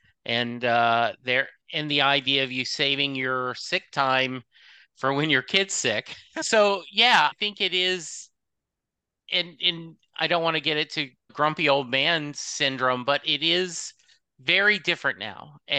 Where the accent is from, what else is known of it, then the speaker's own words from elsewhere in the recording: the South, United States; even though I grew up in the South, I did not have a lot of the built-in biases